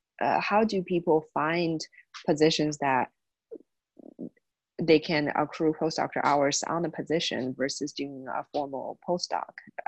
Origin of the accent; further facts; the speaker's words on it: Indiana, United States; I know I came from Indiana, and that's one of the states that doesn't require postdoctoral hours